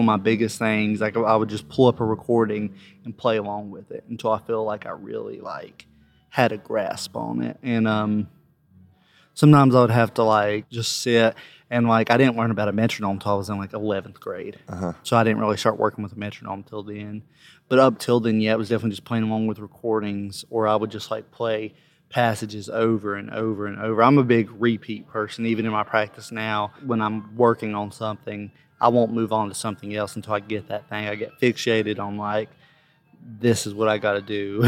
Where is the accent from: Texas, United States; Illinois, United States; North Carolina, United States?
North Carolina, United States; Ashe County; now in Johnson City, United States; I'm from Ashe County, North Carolina originally, but now I live in Johnson City, Tennessee